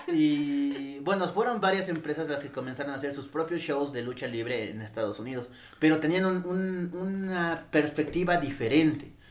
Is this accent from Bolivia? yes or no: yes; Bolivia; acá eh, seguimos mucho la cultura de México